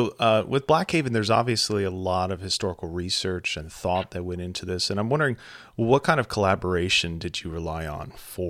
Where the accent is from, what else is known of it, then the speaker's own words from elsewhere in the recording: Texas, United States; moved away; also born or lived in Louisiana; where I grew up in Texas, and I've taught also in Louisiana